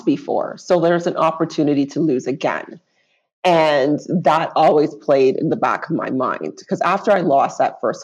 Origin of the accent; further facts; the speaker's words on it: Brampton, Ontario, Canada; also born or lived in Grenada / Rexdale, Toronto; came here, lived in Rexdale for a couple of years, then moved to Brampton, where I spent most of my life.